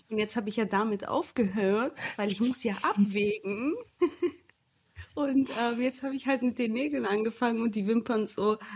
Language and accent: German; Germany; moved away as an adult; now in Portugal; ich komme aus Deutschland.